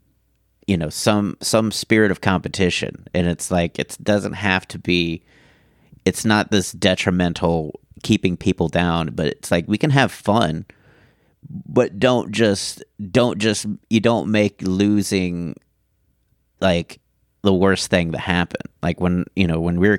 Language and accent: English; Houston, Texas, United States; now in Dallas, United States; where I grew up in Houston